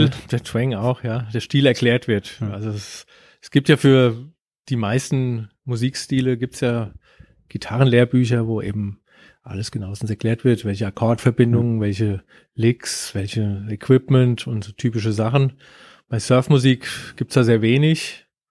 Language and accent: German; Germany; ich komme aus Deutschland.